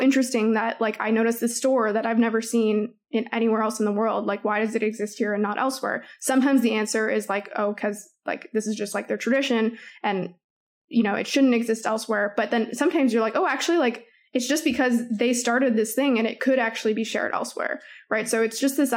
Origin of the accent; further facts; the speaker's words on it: Toronto, Ontario, Canada; I'm from Toronto